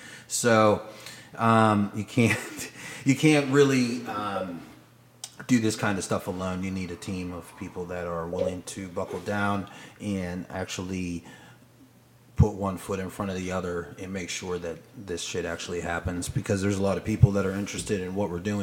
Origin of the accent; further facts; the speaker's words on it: Hawaii, United States; born there; I was born in Hawaii on a military base. I'm a military brat.